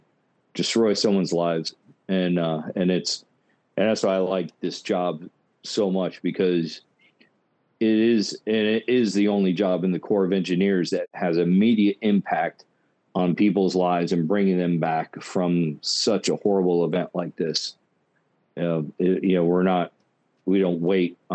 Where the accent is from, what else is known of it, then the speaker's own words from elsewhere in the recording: Orange, Texas, United States; I'm from Orange originally, so which is right next to there